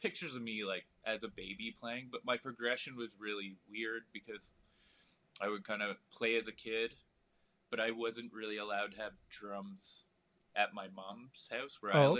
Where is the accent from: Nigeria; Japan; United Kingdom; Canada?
Canada; London, Ontario; London, Ontario.